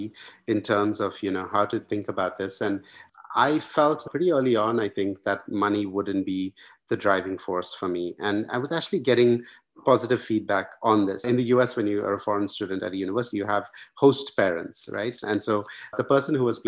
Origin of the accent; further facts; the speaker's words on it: India; moved away as an adult; also born or lived in United States; I grew up in India, went to the US for university